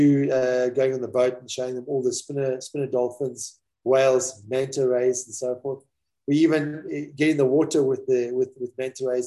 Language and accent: English; King William's Town, Eastern Cape, South Africa; moved away; also born or lived in Seychelles; I grew up in the Eastern Cape. Yeah, Eastern Cape in South Africa.